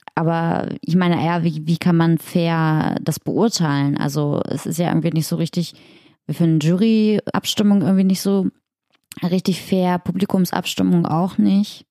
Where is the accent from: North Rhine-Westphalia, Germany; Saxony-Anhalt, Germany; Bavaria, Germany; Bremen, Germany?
Saxony-Anhalt, Germany; Magdeburg; in Magdeburg, in meiner Heimat